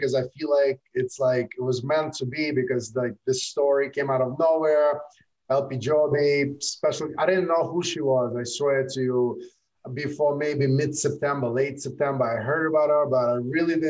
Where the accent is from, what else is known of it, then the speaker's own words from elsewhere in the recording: Brooklyn, New York, United States; I went to high school in Brooklyn. I grew up in Brooklyn.